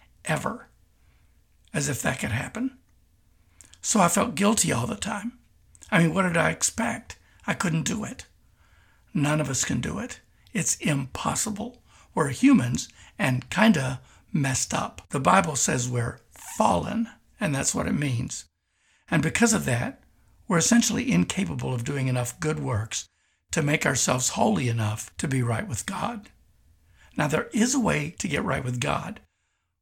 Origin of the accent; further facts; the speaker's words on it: Kentucky, United States; moved away; also born or lived in Tulsa, Oklahoma; having grown up in Kentucky